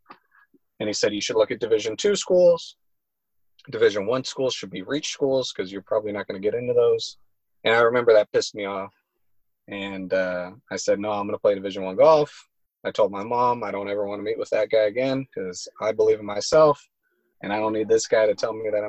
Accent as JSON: {"language": "English", "town": "Los Angeles", "region": "California", "country": "United States", "said": "I'm from Los Angeles area"}